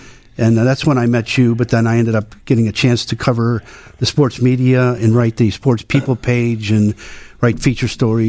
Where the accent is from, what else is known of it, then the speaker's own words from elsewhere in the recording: Illinois, United States; Southwest Side, St. Bede's, 84th and Costner.